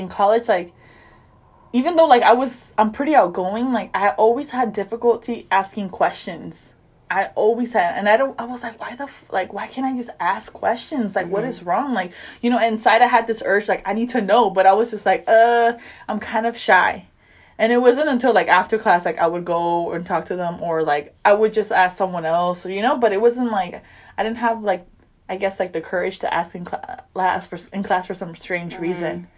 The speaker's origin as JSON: {"language": "English", "town": "Hawthorne", "region": "California", "country": "United States", "said": "we're from Hawthorne"}